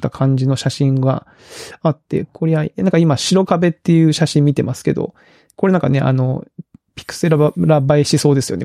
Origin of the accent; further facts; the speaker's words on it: Kagoshima, Japan; also born or lived in Tokyo; now in Kyoto, Japan; 鹿児島出身